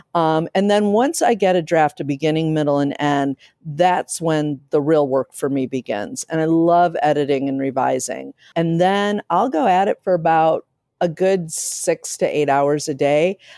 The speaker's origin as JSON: {"language": "English", "town": "Akron", "region": "Ohio", "country": "United States", "tie": "born or raised there", "moved": "yes", "lives_now": "Chicago, United States", "said": "I grew up in Akron, Ohio"}